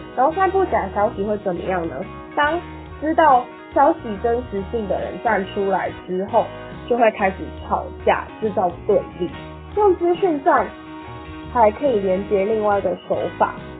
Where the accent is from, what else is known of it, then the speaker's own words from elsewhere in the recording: Taiwan; 像我们这种年轻人，就是从小生长大都在台湾，我自己认为， I was born in Taiwan，所以我就是，我自己认为我是一个天然族，我就是觉得台湾是一个独立的国家，我是台湾人